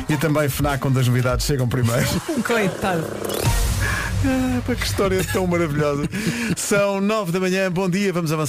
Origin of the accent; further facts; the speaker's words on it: Algarve, Portugal; uh, de Faro a Portimão ainda é uma certa distância. Só porque sou do Algarve, não tenho que conhecer toda a gente